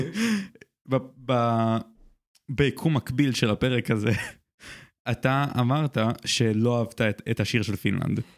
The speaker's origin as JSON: {"language": "Hebrew", "country": "Israel", "tie": "born or raised there", "said": "אני גדלתי בבית שהוא ישראלי"}